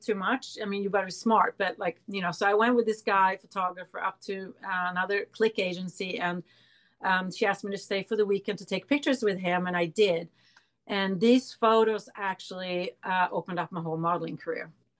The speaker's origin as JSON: {"language": "English", "country": "Sweden", "tie": "born or raised there", "also_born_or_lived": "New York", "moved": "yes", "said": "I grew up in Sweden"}